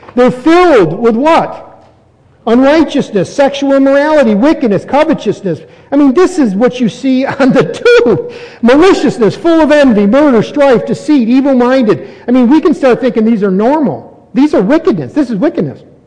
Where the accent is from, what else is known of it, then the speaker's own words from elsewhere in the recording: United States; I'm American. I'm not going to give up my citizenship.